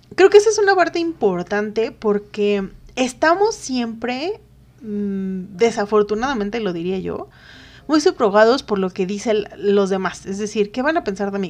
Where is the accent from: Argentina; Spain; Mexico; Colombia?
Mexico; Los mexicanos somos todo